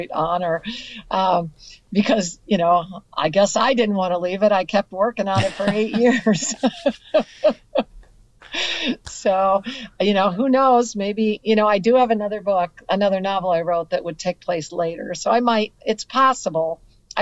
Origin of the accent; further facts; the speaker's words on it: Comstock, Michigan, United States; Comstock is my hometown.